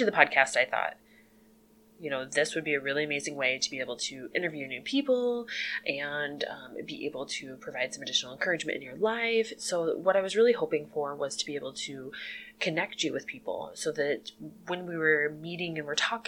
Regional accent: Illinois, United States; moved away as an adult; now in Jamestown, United States; I'm originally from Illinois, but moved here with my husband

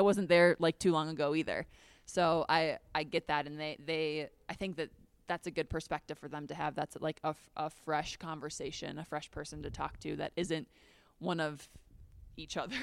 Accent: Minnesota, United States; moved away as an adult; also born or lived in Chicago / Florence, Italy; now in Denver, United States; I'm from Minnesota, so going home would be awesome

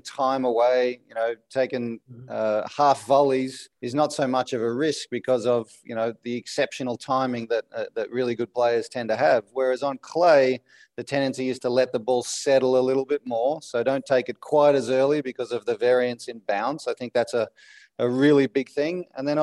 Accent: Melbourne, Victoria, Australia; I grew up in Melbourne

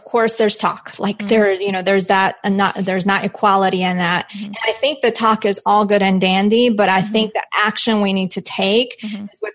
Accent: Colombia; moved away; I'm from Colombia. So that's like just was ingrained in me, that negotiate you when you buy

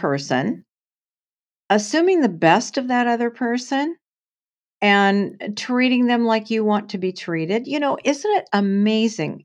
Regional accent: Portland, Oregon, United States; also born or lived in San Francisco area; I grew up in Portland, Oregon in the day

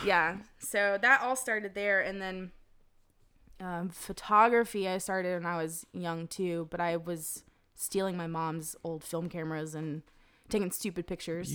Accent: Zebulon, North Carolina, United States; I was born in Zebulon, North Carolina

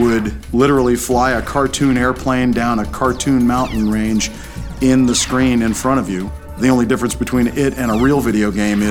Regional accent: Prosper, Texas, United States; I'm from Prosper, Texas, and I'm a Rear Admiral in the U.S. Navy

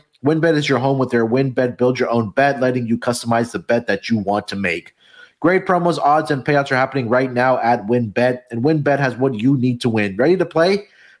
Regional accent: Texas, United States; That's going to be in my home state here in Texas.

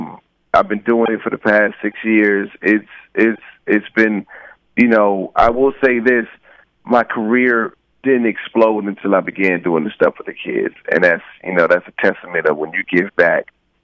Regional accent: Rialto, California, United States; the name stems from the area that I grew up in Rialto, California. It was mm-hmm. a pretty kind of rough pocket at the time.

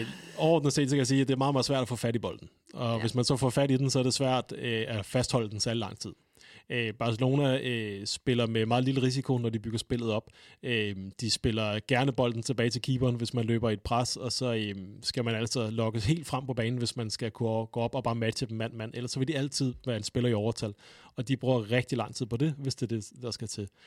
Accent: Denmark

